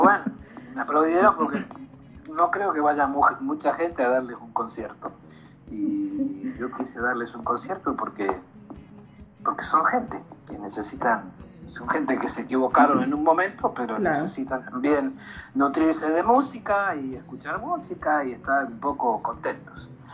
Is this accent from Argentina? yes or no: yes; Argentina; soy argentino